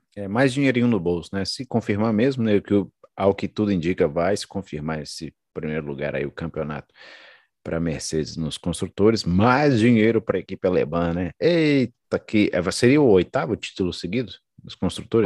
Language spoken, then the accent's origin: Portuguese; Brazil; Eu sou brasileiro